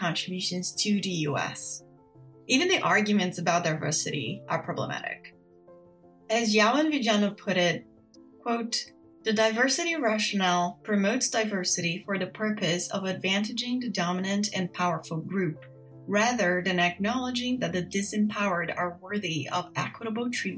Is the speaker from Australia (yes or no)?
no; Brazil; moved away as an adult; now in United States; I was born and raised in Brazil